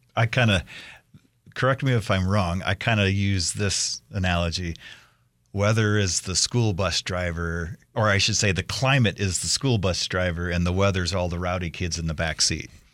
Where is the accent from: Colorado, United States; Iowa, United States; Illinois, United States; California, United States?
Iowa, United States; now in Idaho, United States; I grew up in Iowa